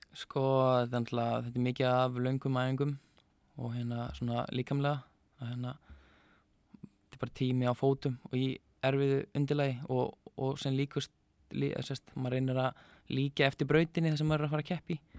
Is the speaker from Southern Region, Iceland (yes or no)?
no; Neskaupstaður, Eastern Region, Iceland; ég er frá Neskjöpstað og hérna fættur þar og upp alveg og mjög gott að búa Neskjöpstað.